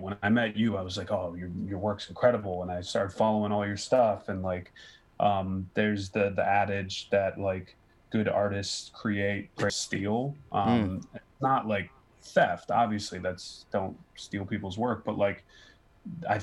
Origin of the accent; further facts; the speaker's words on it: Philadelphia, Pennsylvania, United States; moved away as an adult; also born or lived in North Carolina; now in New York, United States; because I'm from Philly.